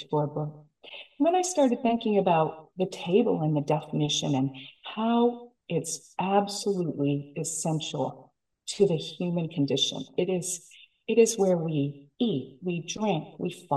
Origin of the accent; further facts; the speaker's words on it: Silicon Valley, California, United States; I'm from Silicon Valley